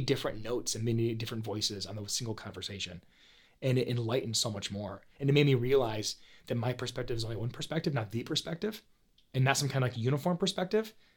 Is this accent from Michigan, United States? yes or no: yes; Paw Paw, Michigan, United States; I grew up in Paw Paw, Michigan